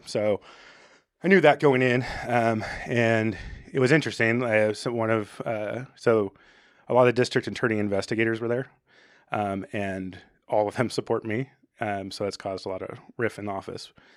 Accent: Arcata, California, United States; I grew up in Arcata

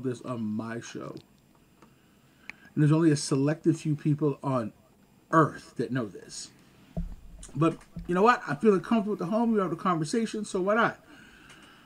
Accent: Montreal, Quebec, Canada; I'm from Lachine. That's how we said it

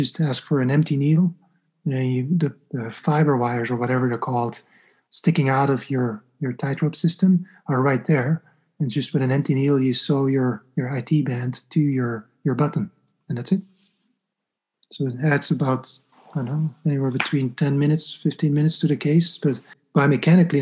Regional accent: Belgium; moved away as an adult; now in New York, United States; I'm from Belgium

